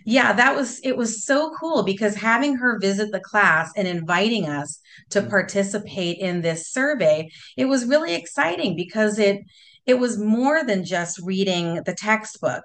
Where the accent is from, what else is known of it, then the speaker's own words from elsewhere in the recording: Southern California, United States; growing up in Southern California, my parents always took us to the beach